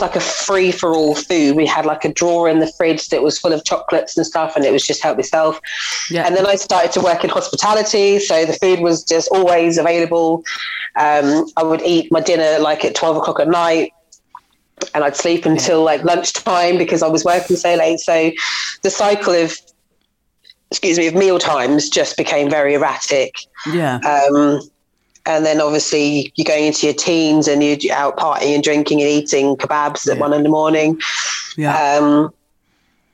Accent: Woodbridge, East of England, United Kingdom; I grew up in just outside of Ipswich in Woodbridge

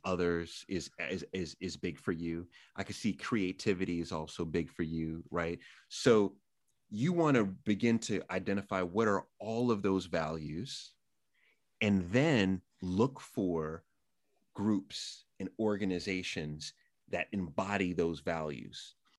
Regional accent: New York City, New York, United States; also born or lived in Massapequa, Long Island, New York; I grew up in Jamaica, Queens, not the greatest place in the world, moved to Long Island, Massapequa

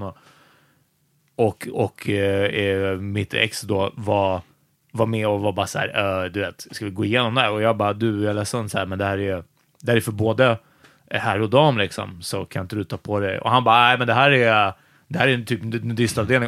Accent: Stockholm, Stockholm County, Sweden; i Ågesta, ganska nära Farsta, där vi växte upp

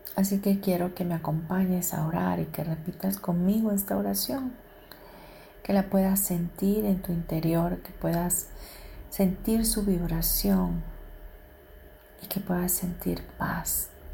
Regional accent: Mexico; los que somos de México, nuestro país

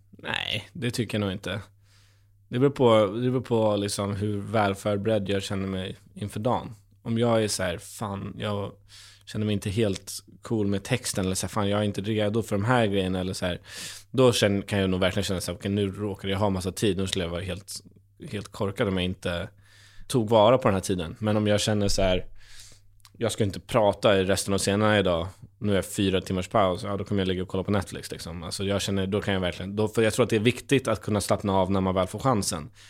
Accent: Kiruna, Norrbotten County, Sweden; hon kommer från Gävle och jag kommer från Kiruna, vi har två väldigt olika dialekter.

